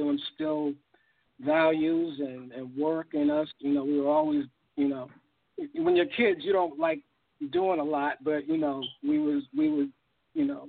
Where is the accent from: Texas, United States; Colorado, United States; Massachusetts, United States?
Massachusetts, United States; Boston; also born or lived in Ohio; I was born in Ohio in 1968, but I was raised in Boston